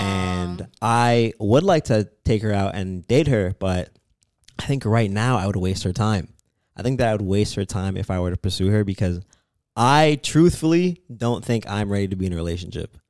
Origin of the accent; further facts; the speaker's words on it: Toronto, Ontario, Canada; I am from Canada